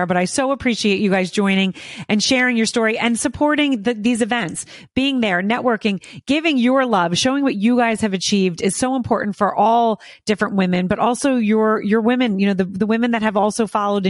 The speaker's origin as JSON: {"language": "English", "area": "outside of Philadelphia", "region": "Pennsylvania", "country": "United States", "tie": "born or raised there", "said": "I grew up right outside of Philadelphia."}